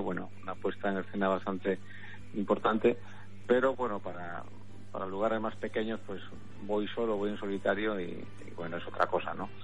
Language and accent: Spanish; Cantabria, Spain; mi tierra, porque es donde he vivido, donde me, he criado